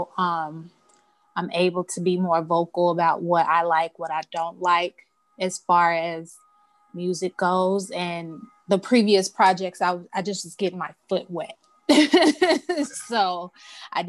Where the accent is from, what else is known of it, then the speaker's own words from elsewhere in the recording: Chicago, Illinois, United States; Grew up on the south side of Chicago, like southeast side